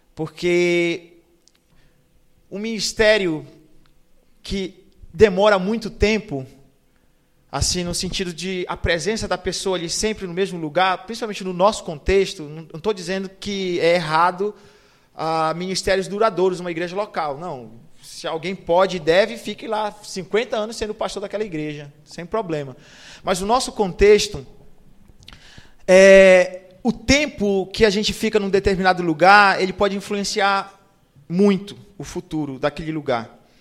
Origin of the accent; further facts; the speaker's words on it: Castanhal, Pará, Brazil; moved away as an adult; now in Amazonas, Brazil; eu sou de Castanhal, que é a segunda melhor cidade do Brasil